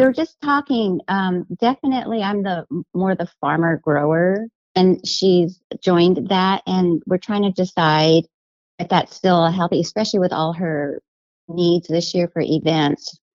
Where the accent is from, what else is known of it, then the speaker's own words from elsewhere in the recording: Albuquerque, New Mexico, United States; moved away as an adult; now in Portland, United States; I'm from Albuquerque, New Mexico, born and raised